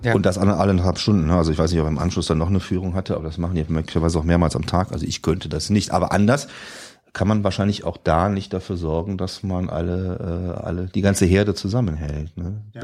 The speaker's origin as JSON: {"language": "German", "region": "Rhineland", "country": "Germany", "accent": "Rhinelandic", "said": "wir zwei auch schon als Rheinländer geoutet"}